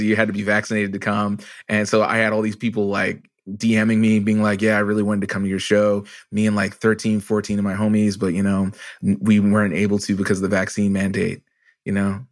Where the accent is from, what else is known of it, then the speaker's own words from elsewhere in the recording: Canada; I'm also a Canadian